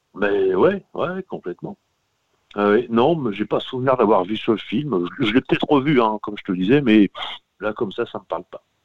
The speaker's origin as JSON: {"language": "French", "region": "Normandy", "country": "France", "said": "de chez moi en Normandie"}